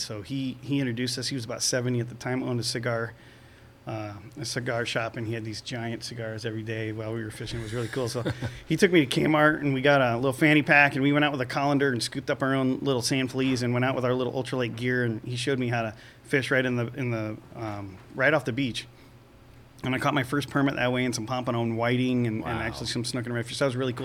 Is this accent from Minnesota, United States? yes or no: no; Venice, Florida, United States; I grew up in Venice, Florida, on the west coast and near the intercoastal waterway